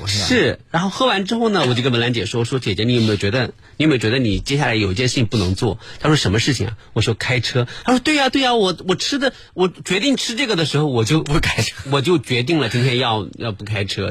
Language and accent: Chinese; Jiangsu, China; 我因为我是一个江苏人而感到自豪，这个把自己放在几千万江苏人之一